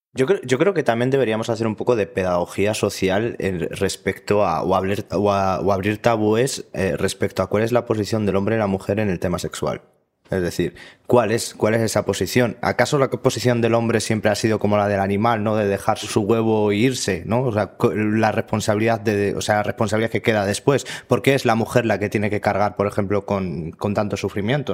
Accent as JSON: {"language": "Spanish", "town": "Parla", "region": "Community of Madrid", "country": "Spain", "said": "soy de Parla"}